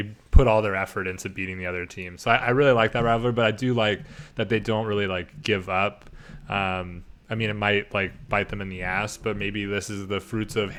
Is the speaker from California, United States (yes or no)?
yes; Santa Barbara, California, United States; born or raised there